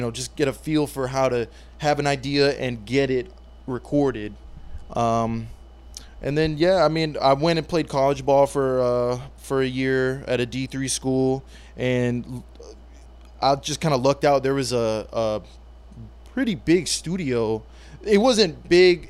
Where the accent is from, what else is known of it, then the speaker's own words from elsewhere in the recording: Guam; I'm from Guam, and, and growing up, you know, sports was a big part